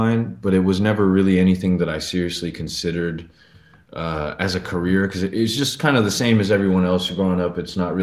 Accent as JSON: {"language": "English", "region": "Northern California", "country": "United States", "tie": "born or raised there", "also_born_or_lived": "New York", "lives_now": "Los Angeles, United States", "said": "I was born in New York to an immigrant family, and I was raised in Northern California"}